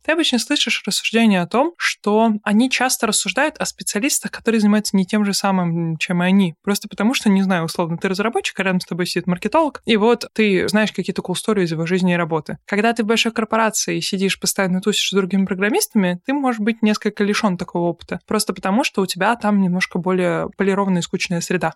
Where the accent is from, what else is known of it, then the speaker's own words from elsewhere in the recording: Nizhny Novgorod, Nizhny Novgorod Oblast, Russia; в своем родном городе, я из Нижнего Новгорода